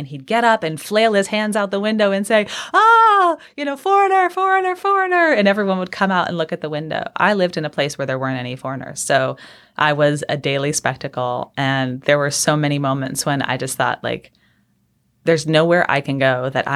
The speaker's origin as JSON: {"language": "English", "area": "West Coast", "region": "California", "country": "United States", "also_born_or_lived": "Kentucky", "moved": "as an adult", "said": "I am from the West Coast originally, but I was living in Kentucky, going to Western Kentucky University"}